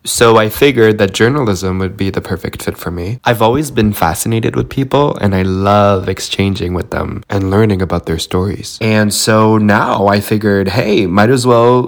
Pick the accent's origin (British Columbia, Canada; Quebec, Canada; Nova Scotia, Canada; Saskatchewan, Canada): Quebec, Canada; Montreal; also born or lived in Romania; I've had a peaceful life here in Montreal, Canada.